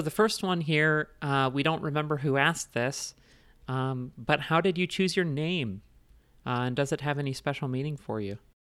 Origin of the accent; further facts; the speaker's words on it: Indiana, United States; also born or lived in Lesotho; now in Denver, United States; living in Indiana for most of my childhood and adolescence and then now in Denver.